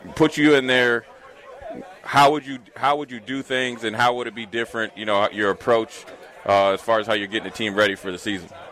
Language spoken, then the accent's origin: English; Minnesota, United States; moved away as an adult; now in Nebraska, United States; I was from Minnesota